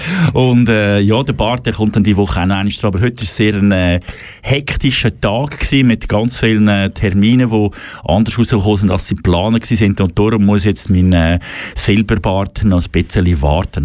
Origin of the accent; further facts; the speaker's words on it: German-speaking Switzerland, Switzerland; bei uns in Deutschschweiz